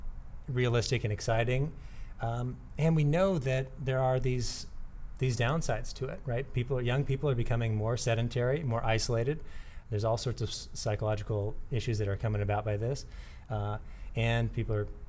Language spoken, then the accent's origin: English; San Diego, California, United States; I'm born and raised in San Diego